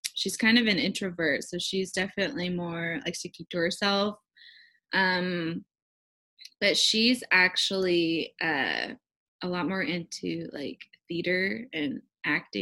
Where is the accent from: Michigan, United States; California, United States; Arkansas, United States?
California, United States; Southern; I actually grew up in Southern California